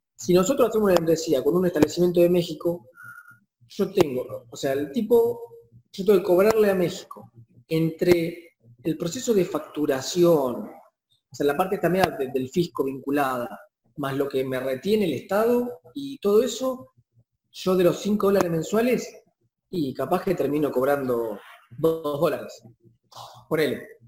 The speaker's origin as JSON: {"language": "Spanish", "country": "Argentina", "said": "acá en Argentina"}